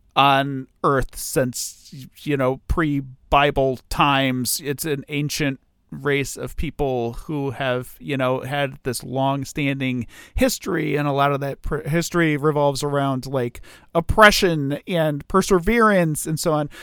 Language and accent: English; United States; I'm American